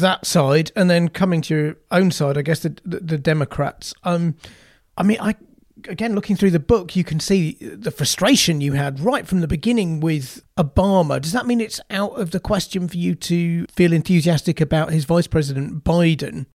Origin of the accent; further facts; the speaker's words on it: Yorkshire and the Humber, United Kingdom; I'm from Yorkshire